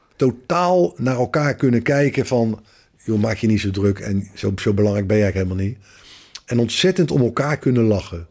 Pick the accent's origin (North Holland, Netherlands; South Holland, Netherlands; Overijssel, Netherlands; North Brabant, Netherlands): South Holland, Netherlands; The Hague; vrienden van waar ik opgegroeid ben. Eh, uit het Haagse